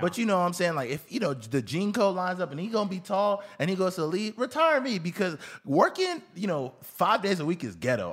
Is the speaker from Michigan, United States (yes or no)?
no; Houston, Texas, United States; I grew up in Houston, Texas